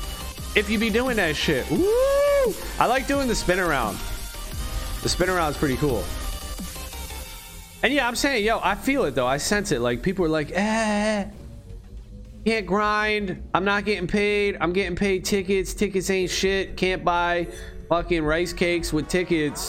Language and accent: English; United States; I'm from US, USA